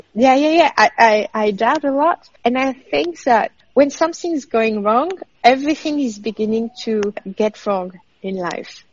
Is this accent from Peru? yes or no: no; France; moved away as an adult; now in Australia; France, my home country